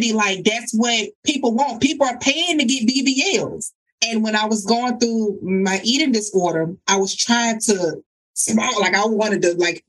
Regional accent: the South, United States; I'm from the South

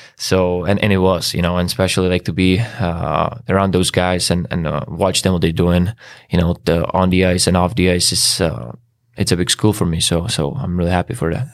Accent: Czechia; English is a second language; moved away as an adult; also born or lived in Switzerland; now in Chicago, United States; like thirty-five minutes from, from my hometown

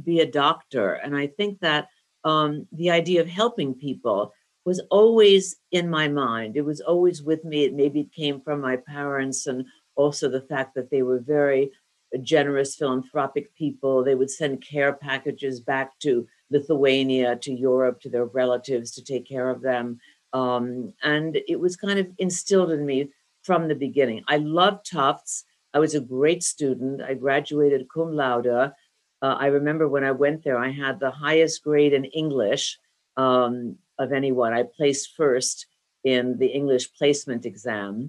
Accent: Northern New Jersey, United States; I grew up in Northern New Jersey

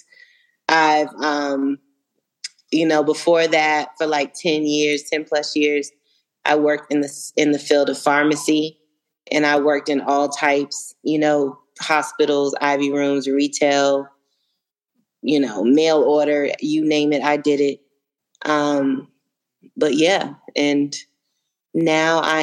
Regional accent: Phoenix, Arizona, United States; also born or lived in Arlington, Virginia / DMV (Washington metropolitan area); now in Atlanta, United States; I was born in Arlington, Virginia, raised a little bit in the DMV. When I was 10 years old, we moved to Phoenix. So that's really where I grew up

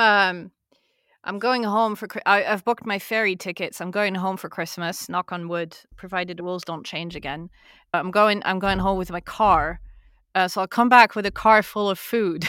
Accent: France; we're French

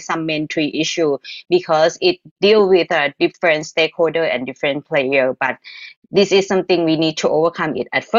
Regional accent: Thailand; I'm from Thailand.

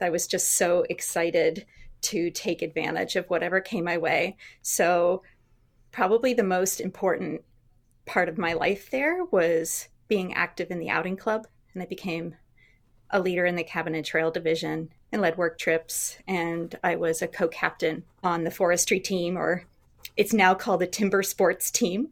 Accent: Shelburne, Vermont, United States; I grew up in Vermont

